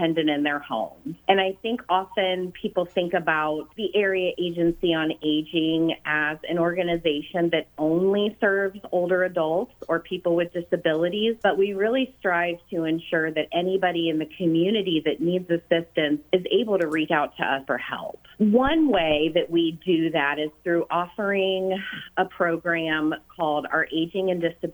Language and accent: English; Lima, Ohio, United States; I was born and raised in Lima, Ohio